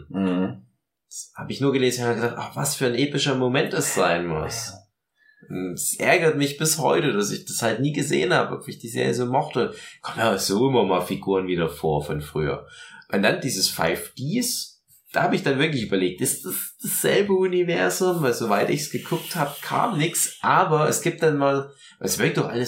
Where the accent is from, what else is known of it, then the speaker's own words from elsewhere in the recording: Chemnitz, Saxony, Germany; bei uns in Chemnitz